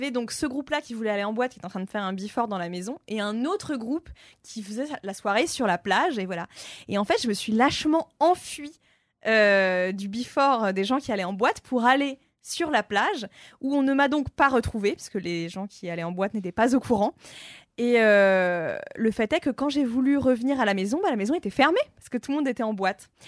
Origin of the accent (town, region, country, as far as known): Amiens, Hauts-de-France, France; born or raised there; moved away